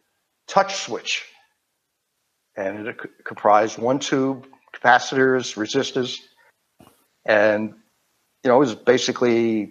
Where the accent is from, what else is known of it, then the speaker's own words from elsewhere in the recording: Queens, New York, United States; accent: Queens accent; So if you can't tell by my accent, I'm from Queens, New York.